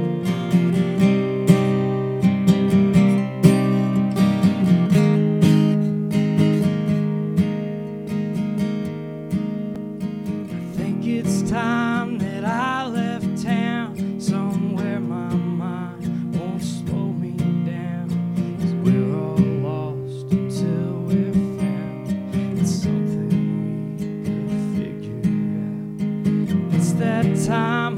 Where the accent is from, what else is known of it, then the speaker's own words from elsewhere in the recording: Woodstock, Alabama, United States; I grew up in Woodstock, Alabama, a.k.a. Shittown, Alabama